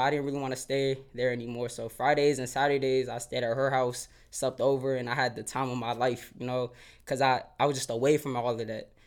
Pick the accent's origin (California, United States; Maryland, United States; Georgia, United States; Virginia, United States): Maryland, United States; Silver Spring; growing up in Silver Spring